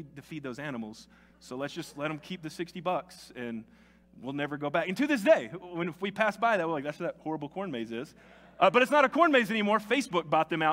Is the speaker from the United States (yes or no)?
yes; Tennessee, United States; moved away as an adult; now in New Mexico, United States; Growing up in Tennessee